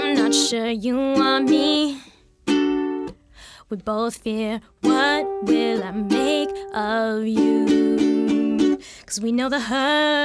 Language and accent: English; Calgary, Alberta, Canada; moved away as an adult; also born or lived in Winnipeg, Canada; now in Vancouver, Canada; my parents like moved from Winnipeg to Calgary